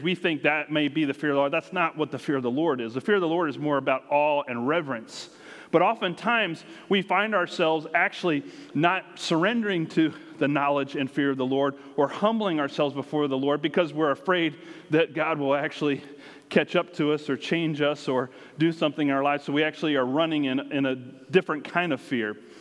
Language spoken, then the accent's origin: English; United States; moved away; where we grew up has grown and grown, and around the Washington, D.C. area